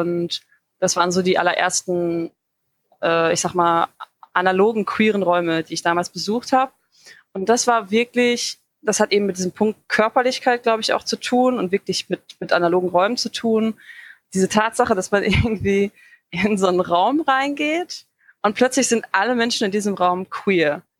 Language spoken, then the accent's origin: German; Dortmund, North Rhine-Westphalia, Germany; now in Bochum, Germany; ich komme eigentlich aus Dortmund, aber ich wohne jetzt seit mehreren Jahren in Bochum.